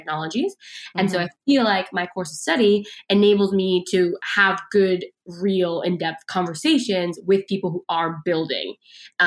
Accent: Seattle, Washington, United States; moved away as an adult; now in Palo Alto, United States; I was born and raised in Seattle

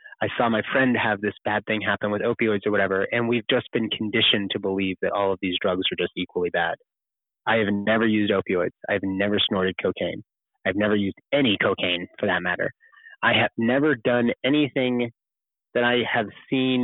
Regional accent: Kentucky, United States; Kentucky. That's my home state.

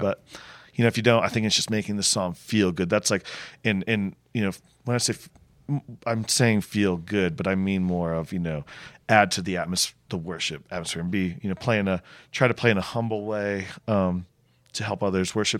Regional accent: Connecticut, United States; moved away as an adult; also born or lived in Charleston, South Carolina; I grew up in Connecticut

